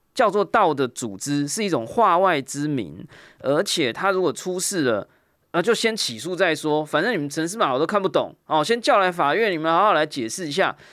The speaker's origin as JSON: {"language": "Chinese", "country": "Taiwan", "said": "我们作为一个台湾人或台湾听众"}